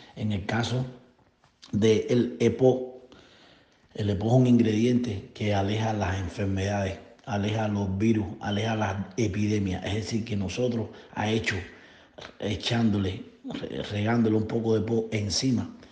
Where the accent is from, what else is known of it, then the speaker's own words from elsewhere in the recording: Cuba; now in Florida, United States; Radico aquí en Florida, Estados Unidos. Soy cubano